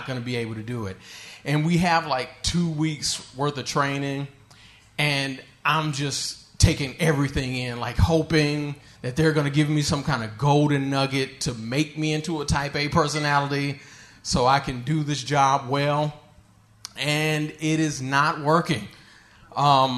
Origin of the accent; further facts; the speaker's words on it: Michigan, United States; where I'm from Michigan